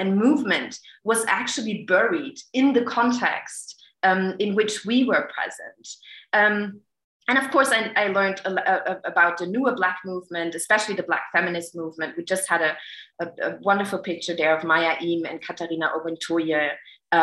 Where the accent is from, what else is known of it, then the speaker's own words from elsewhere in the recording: Germany; growing up in Germany